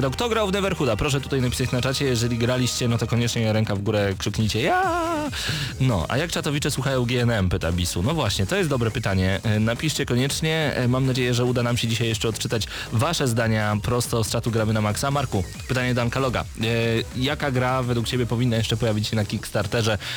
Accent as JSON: {"language": "Polish", "region": "Podlaskie Voivodeship", "country": "Poland", "lives_now": "Geneva, Switzerland", "said": "na co dzień mieszkam w Genewie, ale pochodzę z Podlasia."}